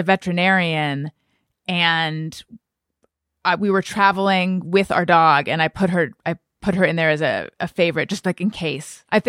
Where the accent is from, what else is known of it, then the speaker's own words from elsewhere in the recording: Australia; even though I'm Australian, she really helped my fears and concerns with it all.